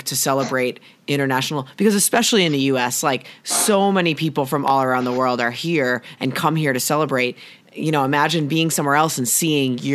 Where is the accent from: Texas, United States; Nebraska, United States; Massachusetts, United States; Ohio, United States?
Massachusetts, United States; I am from Massachusetts